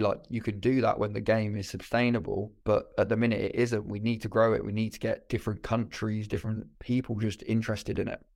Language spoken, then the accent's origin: English; Birmingham, West Midlands, United Kingdom; I'm from Birmingham